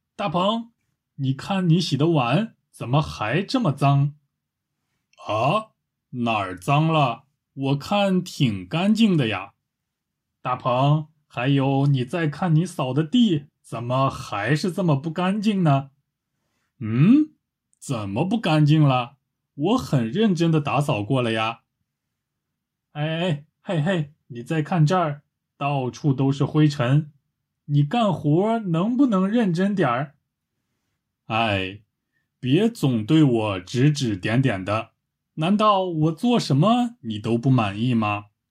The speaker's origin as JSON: {"language": "Chinese", "country": "China", "said": "我是个中国人"}